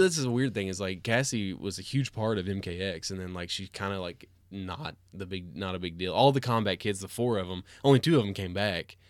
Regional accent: Cookeville, Tennessee, United States; also born or lived in Knoxville; Christina and I grew up in Cookeville

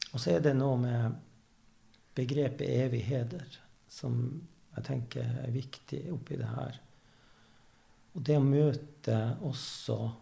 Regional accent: Evenes, Nordland, Norway; jeg er fra Evenes

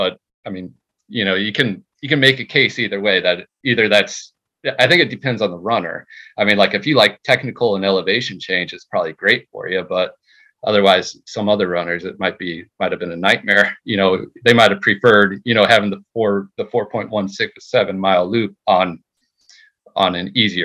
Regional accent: New Jersey, United States; I'm from New Jersey

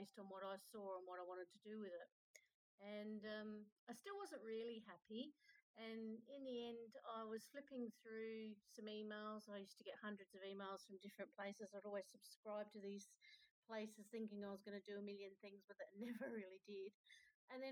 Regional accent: Adelaide, South Australia, Australia; I'm down from Australia.

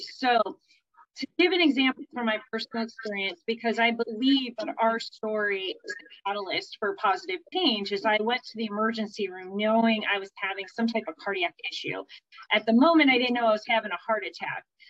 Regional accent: Berea, Ohio, United States; also born or lived in Cleveland, Ohio; I hail out of uh, Cleveland, Ohio. I grew up in a suburb called Berea

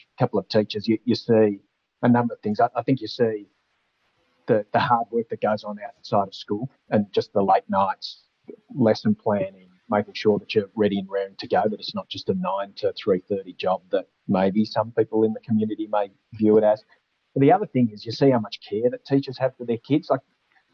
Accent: Manangatang, Victoria, Australia; also born or lived in Ararat, Victoria; I grew up in Menangatang, which is this tiny little town in the valley, 400 people

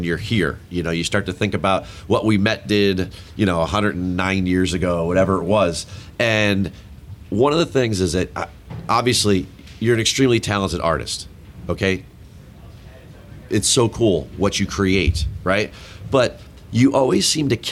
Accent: New Jersey, United States; I'm a Jersey guy

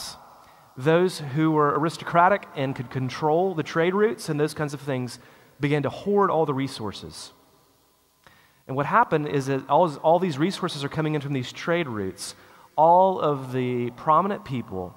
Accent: United States; us as an American people

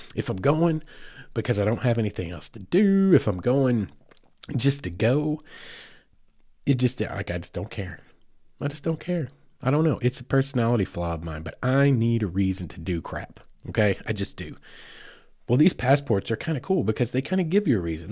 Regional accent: Oklahoma, United States; now in Farmington, Arkansas, United States; I grew up in Oklahoma

